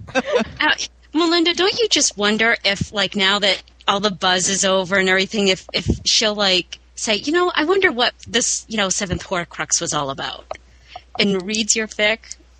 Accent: Merrimack, New Hampshire, United States; I'm not from Manchester. Merrimack is just a few towns over, but we always called them grinders when I was a kid

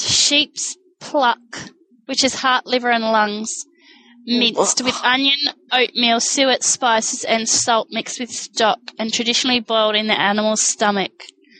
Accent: New Zealand; accent: New Zealand; that's my New Zealand accent.

